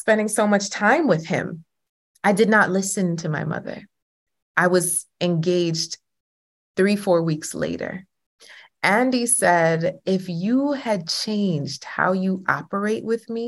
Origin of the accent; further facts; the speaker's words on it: Jamaica; I'm Jamaican, okay? All the women in my family are single